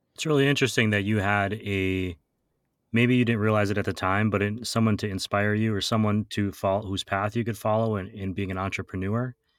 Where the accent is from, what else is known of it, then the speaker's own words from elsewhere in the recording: Wausau, Wisconsin, United States; moved away; I'm recording in my hometown of Wausau, Wisconsin this week.